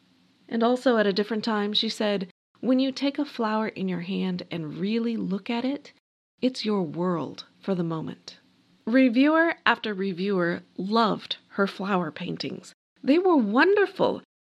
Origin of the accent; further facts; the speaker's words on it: New Mexico, United States; The fact that I'm from New Mexico